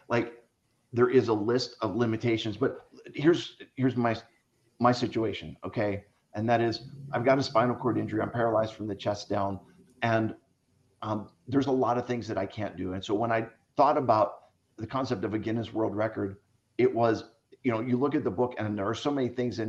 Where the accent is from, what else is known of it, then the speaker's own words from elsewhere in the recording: Philadelphia, Pennsylvania, United States; I grew up in Philadelphia